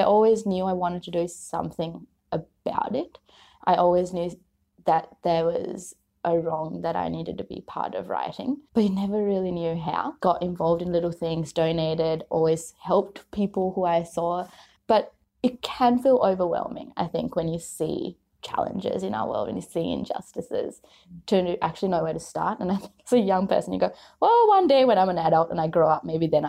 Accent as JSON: {"language": "English", "country": "Sri Lanka", "tie": "born or raised there", "moved": "yes", "lives_now": "Australia", "said": "I grew up in Sri Lanka for most of my life"}